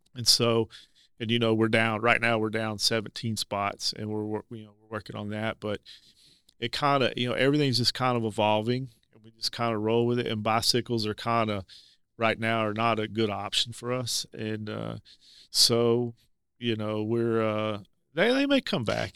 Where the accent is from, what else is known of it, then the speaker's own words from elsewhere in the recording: North Little Rock, Arkansas, United States; I'm a, a, former resident of Levy. Grew up in Levy